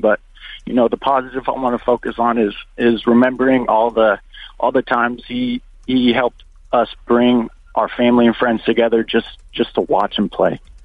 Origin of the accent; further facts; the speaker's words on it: El Segundo, California, United States; I'm 26 years old, born and raised in El Segundo, California